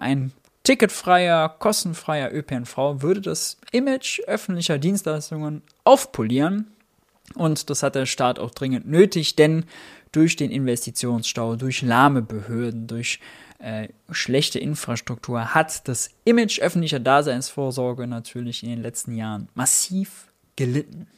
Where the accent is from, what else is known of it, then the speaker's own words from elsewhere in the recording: Mönchengladbach, North Rhine-Westphalia, Germany; ich komme aus München-Gladbach.